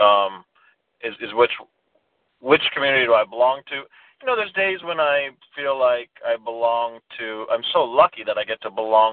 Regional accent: United States; now in New York, United States; oh, my dad's from Sri Lanka, but I'm from America.

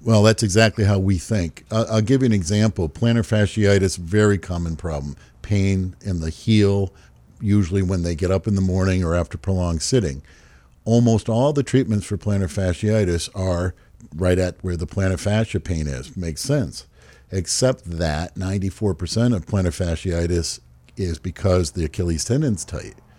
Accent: Hyannis, Massachusetts, United States; I grew up in uh, Hyannis, Massachusetts

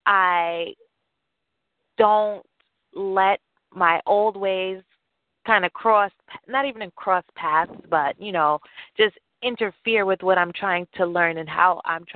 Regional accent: New York City, New York, United States; I'm from New York. I'm from Queens.

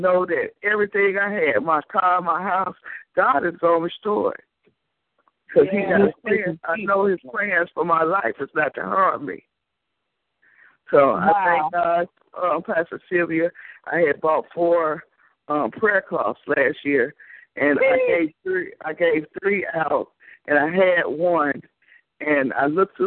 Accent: Chicago, Illinois, United States; now in Alabama, United States; I'm from Chicago, but I live in Alabama.

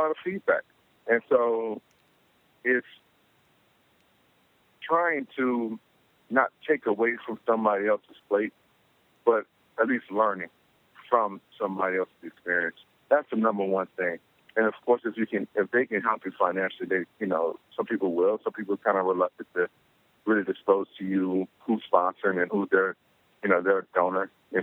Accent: Palmetto, Florida, United States; moved away; my hometown of Palmetto Beach

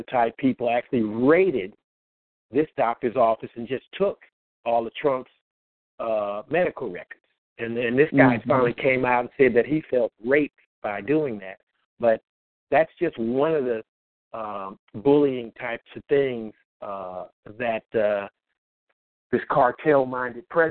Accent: Bay Area, California, United States; in the neighborhood where we grew up in the Bay Area

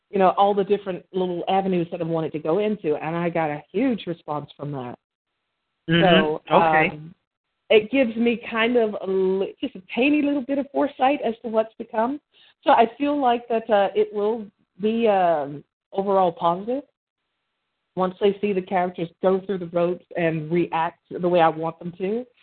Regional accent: Birmingham, Alabama, United States; I was born and raised in Birmingham, Alabama.

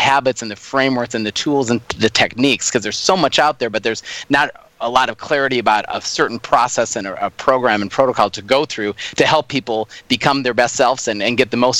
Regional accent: Minneapolis, Minnesota, United States; moved away as an adult; now in Australia; born and raised in Minneapolis, Minnesota, and I've been in Australia since 2010

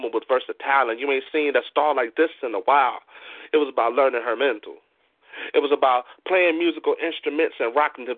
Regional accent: Midwest, United States; because I'm from the Midwest, but my southern roots ran deep.

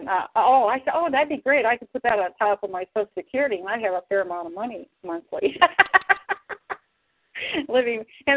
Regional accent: La Porte, Indiana, United States; also born or lived in Louisiana / Charlotte, North Carolina; now in New Jersey, United States; No, I'm from LaPorte, Indiana. My mother's from Louisiana, but I was born and raised in my hometown in LaPorte, Indiana.

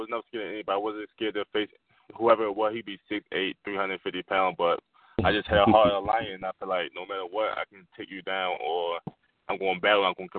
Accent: Baltimore, Maryland, United States; It was rough being growing up in Baltimore

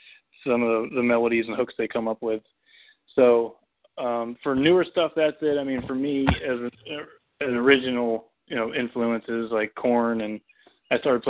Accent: Pennsylvania, United States; moved away; I grew up in Pennsylvania

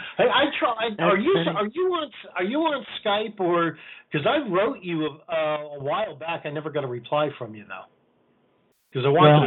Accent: New York City, New York, United States; where I was born in New York City

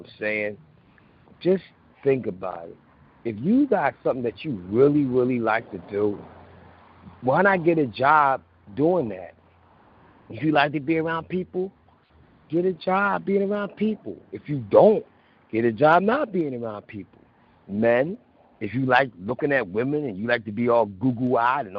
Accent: Philadelphia, Pennsylvania, United States; I'm from Philly

